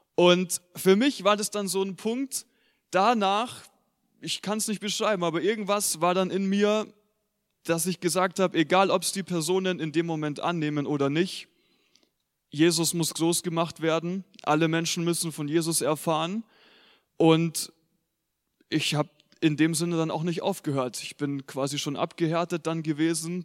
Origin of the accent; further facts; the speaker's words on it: Germany; Wir als Deutsche